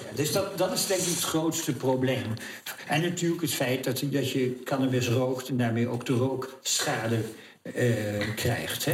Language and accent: Dutch; Oude-Tonge / Goeree-Overflakkee, South Holland, Netherlands; ik kom van Oldgersplaat